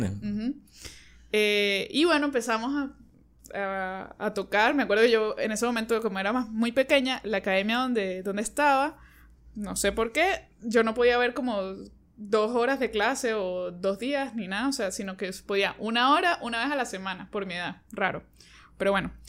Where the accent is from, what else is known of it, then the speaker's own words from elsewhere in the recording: San Cristóbal, Táchira, Venezuela; moved away as an adult; now in Caracas, Venezuela; Soy de San Cristóbal, tengo ya siete años aquí, en abril cumplí siete años, me vine a estudiar y me quedé